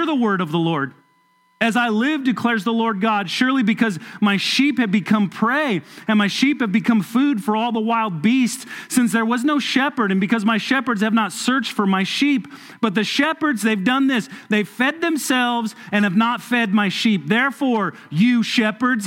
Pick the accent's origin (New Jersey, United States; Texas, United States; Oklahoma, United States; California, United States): California, United States; Southern; now in Kentucky, United States; I grew up in Southern California